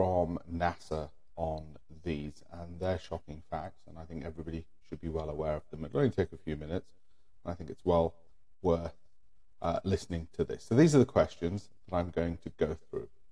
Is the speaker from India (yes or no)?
yes; India; I'm Indian